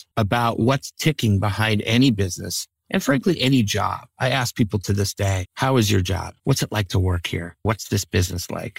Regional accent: Cincinnati, Ohio, United States; born or raised there; moved away

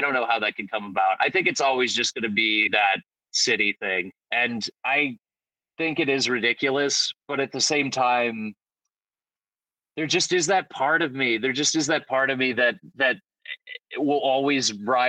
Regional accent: Chicago, Illinois, United States; growing up in Chicago is a lot different from, you know, what we believe is a suburban experience.

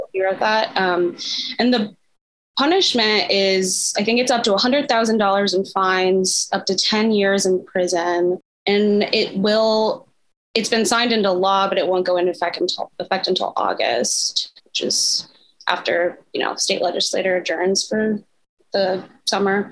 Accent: Midwest, United States; I'm from the Midwest, um, born and raised

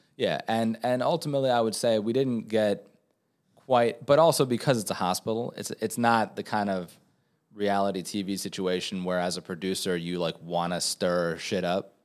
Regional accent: New York, United States; also born or lived in Venezuela; now in Los Angeles, United States; as a New Yorker

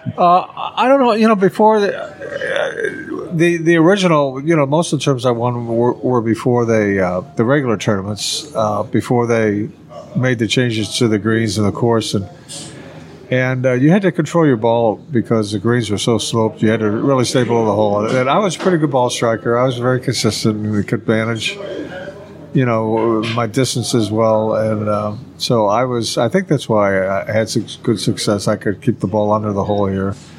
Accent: St. Louis, Missouri, United States; also born or lived in Oklahoma; I grew up in St. Louis.

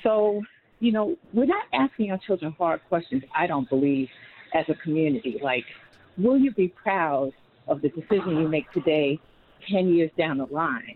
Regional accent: New York City, New York, United States; moved away; I'm from New York City. I grew up when rap was just starting

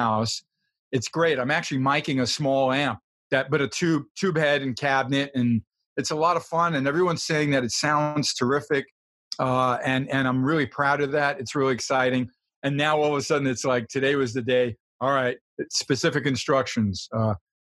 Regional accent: New York, United States; also born or lived in Los Angeles; now in Nevada, United States; I'm a New Yorker

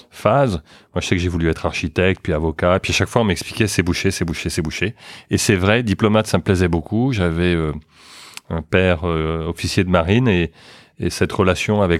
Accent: France; born there; also born or lived in Luxembourg / New York / Boston / London; j'ai vécu, je suis né en France, mais j'ai vécu au Luxembourg, à New York, à Boston, à Londres, et puis maintenant de retour à, Paris.

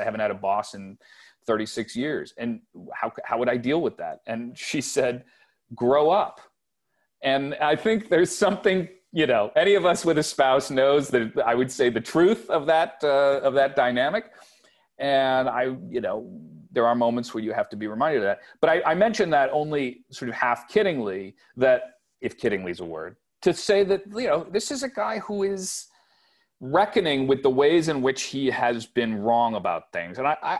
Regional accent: Wilmington, Delaware, United States; I grew up in Wilmington, which was Jim Crow Delaware. It was a period that was kind of suspended between North and South.

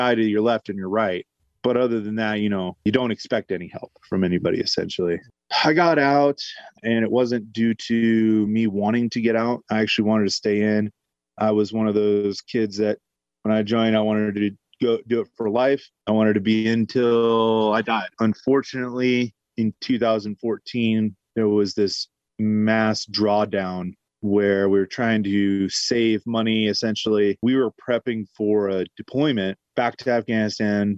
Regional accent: Bay Area, California, United States; moved away; also born or lived in Colorado Springs; I'm originally from the Bay Area

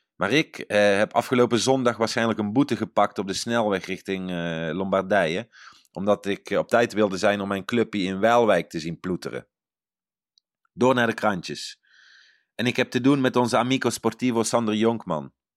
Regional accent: Netherlands; now in Italy

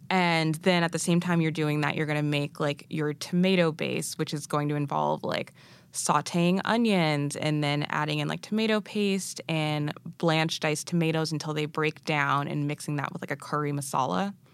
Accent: Massachusetts, United States; born or raised there; also born or lived in Arusha, Tanzania

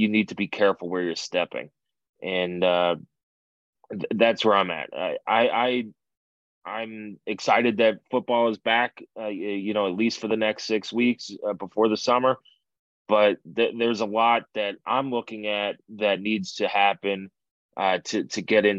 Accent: New York, United States; as a New Yorker and somebody who has a lot of Italian friends

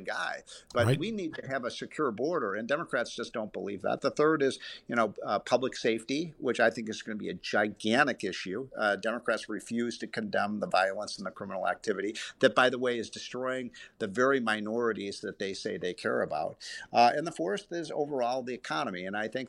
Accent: Illinois, United States; my home state of Illinois

